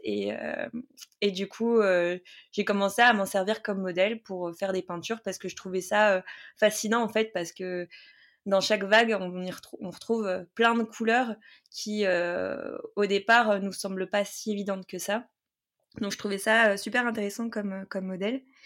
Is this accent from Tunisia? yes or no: no; Saint-Pierre, Réunion; je suis née à La Réunion, à Saint-Pierre